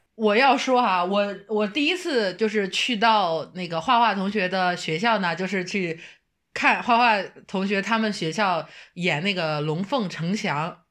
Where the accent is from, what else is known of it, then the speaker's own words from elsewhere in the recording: northern China, China; 像我就是一个纯北方人嘛